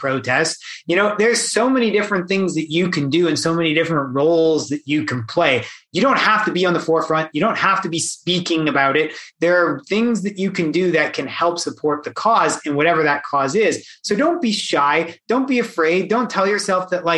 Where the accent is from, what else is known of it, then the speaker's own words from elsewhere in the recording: Canada; I'm born and raised in Canada